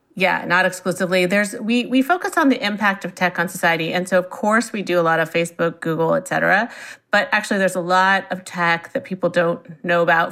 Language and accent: English; Silicon Valley, California, United States; I grew up in Silicon Valley, and my parents were in the software industry.